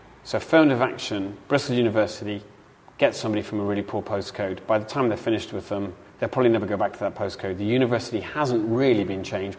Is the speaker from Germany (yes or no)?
no; Ireland; as an Irishman I can see this, so in the Republic of Ireland that I grew up in was 92.5% Roman Catholic culturally